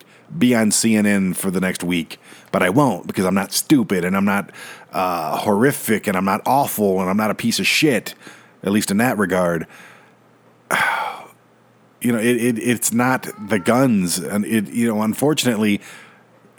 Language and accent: English; Detroit, Michigan, United States; now in Colorado, United States; I was born and raised in Detroit